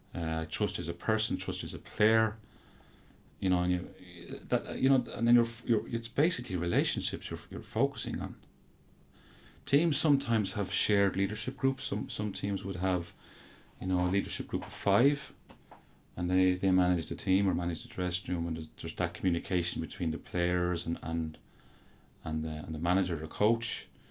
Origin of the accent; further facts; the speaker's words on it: Offaly, Leinster, Ireland; I'm from Offaly